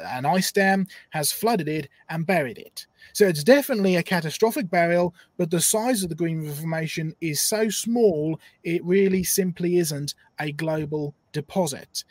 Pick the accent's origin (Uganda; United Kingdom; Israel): United Kingdom; Norfolk coast, East of England; I grew up on the Norfolk coast collecting fossils from about the age of six.